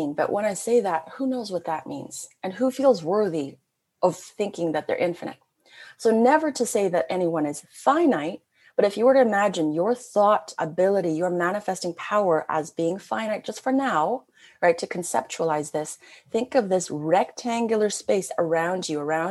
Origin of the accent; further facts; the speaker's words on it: Canada; I'm a Canadian. I've always been very international